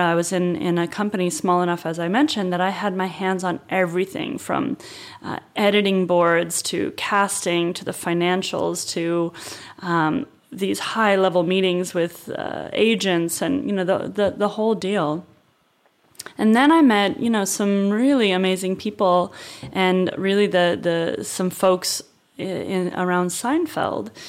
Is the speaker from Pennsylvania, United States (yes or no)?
no; Northern California, United States; also born or lived in Los Angeles; I was born in Northern California